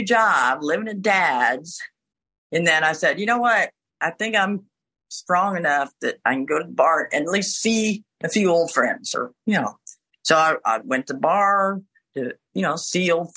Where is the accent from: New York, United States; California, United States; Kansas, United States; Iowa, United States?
Iowa, United States; Ottumwa; moved away as an adult; I wasn't planning on going back to Ottumwa. I couldn't go back to my hometown because I got in trouble there twice